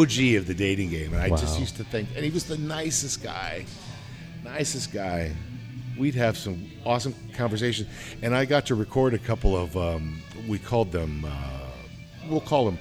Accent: Midwest, United States; moved away; I'm from the Midwest

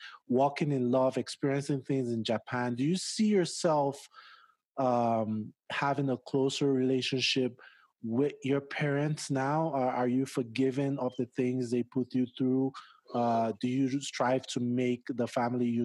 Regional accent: Nigeria; now in United States; growing up in Nigeria is extremely conservative

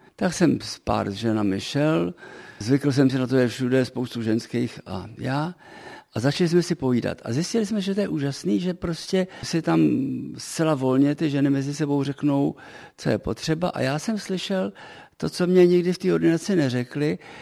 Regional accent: Prague, Czechia; moved away as an adult; also born or lived in Africa; now in Český Krumlov, Czech Republic; původem jsem skutečně Pražák tedy, Smíchovák, cítím se stále ještě pořád jako Pražák

